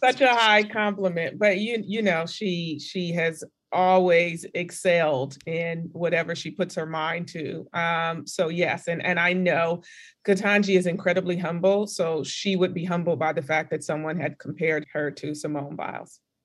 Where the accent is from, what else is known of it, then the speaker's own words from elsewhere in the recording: California, United States; moved away as an adult; I'm from California